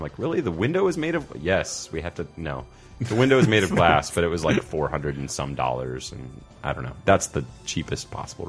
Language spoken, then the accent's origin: English; Chicago, Illinois, United States; I grew up in Chicago again